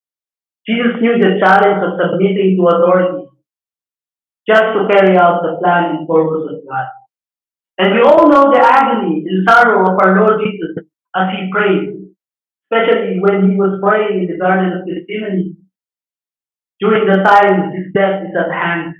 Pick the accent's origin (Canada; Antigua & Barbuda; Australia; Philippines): Philippines; our nationality, being a Filipino